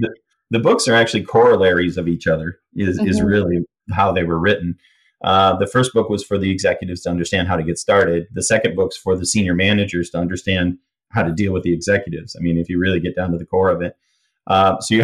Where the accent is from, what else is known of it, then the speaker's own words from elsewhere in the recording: Michigan, United States; I grew up in Michigan near Canada